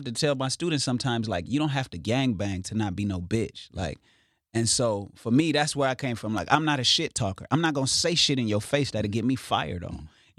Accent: Inglewood, California, United States; I'm from Inglewood, and I'm here to put on for my city.

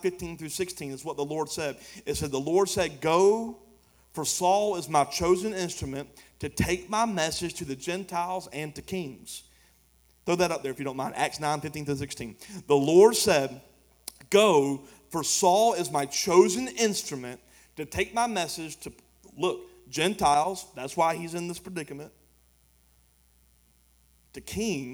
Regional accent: United States; I'm an American

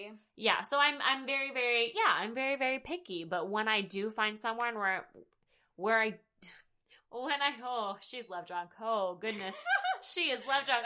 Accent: the South, United States; I'm from the South.

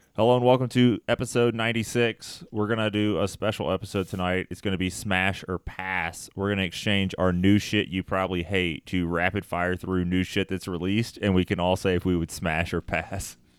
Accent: Tennessee, United States; I'm from Tennessee.

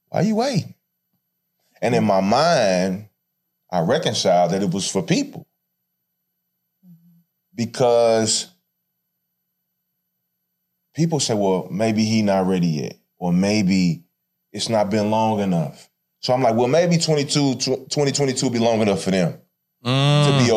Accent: St. Louis, Missouri, United States; I'm from St. Louis

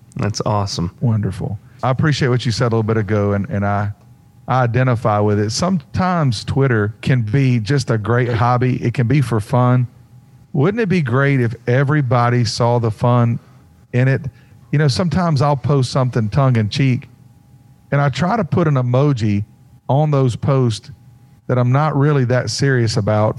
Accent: Mount Airy, North Carolina, United States; I'm from Mount Airy, North Carolina, which is the original Mayberry

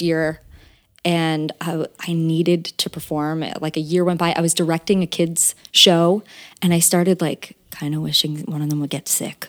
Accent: West Windsor, New Jersey, United States; I'm from, uh, near Princeton, New Jersey. It's called West Windsor, New Jersey.

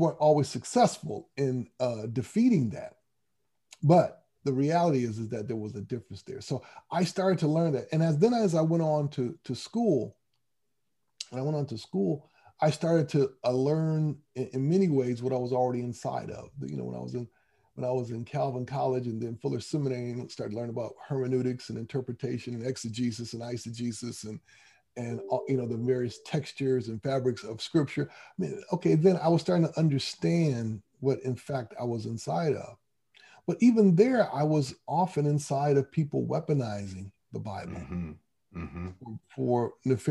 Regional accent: Grand Rapids, Michigan, United States; I was raised in Grand Rapids, Michigan

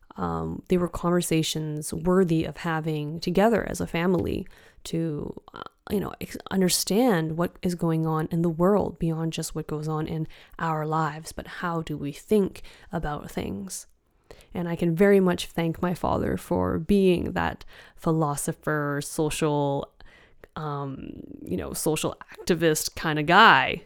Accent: Richmond, British Columbia, Canada; moved away as an adult; now in Copenhagen, Denmark; my hometown of Richmond

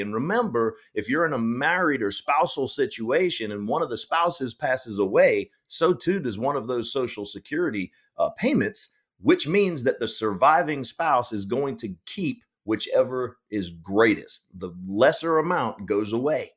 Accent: Powder Springs, Georgia, United States; I grew up in Powder Springs, Georgia

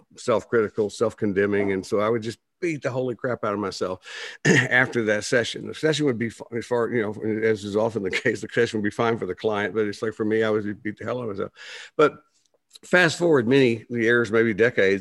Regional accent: Plainview, Texas, United States; also born or lived in Dallas, Texas; I grew up in Plainview, Texas

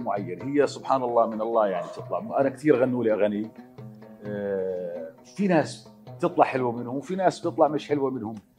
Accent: Jordan; الاردن تراثنا

